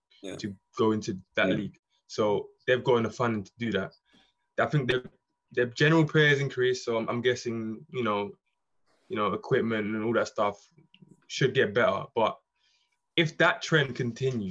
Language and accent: English; London, United Kingdom; I grew up in London